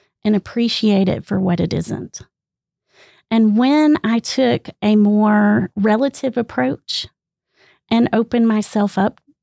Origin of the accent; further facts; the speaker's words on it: Greenville, South Carolina, United States; moved away as an adult; also born or lived in Lubbock, Texas; my home state is South Carolina, the land of trees and humidity